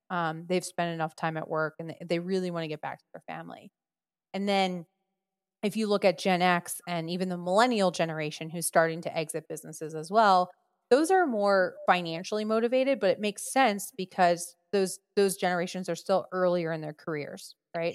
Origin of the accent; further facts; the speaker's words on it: New Jersey, United States; I'm from Jersey